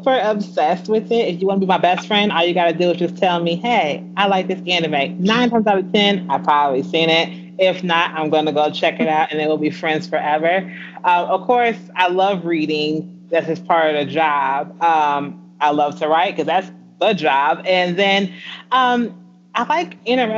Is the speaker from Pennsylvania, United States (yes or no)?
no; Aurora, Illinois, United States; I am from a small town outside of Chicago